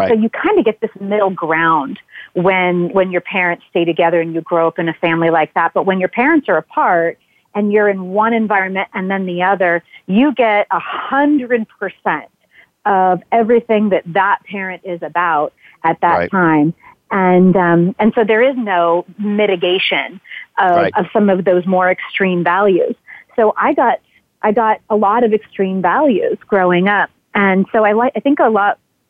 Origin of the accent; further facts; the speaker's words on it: Southern California, United States; Growing up in Southern California